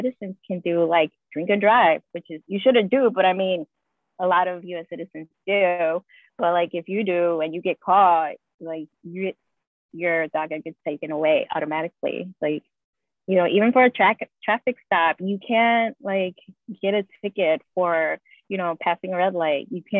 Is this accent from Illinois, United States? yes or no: yes; Chicago, Illinois, United States; And then you put, okay, I'm from Chicago, Illinois, and then it like narrows down even more.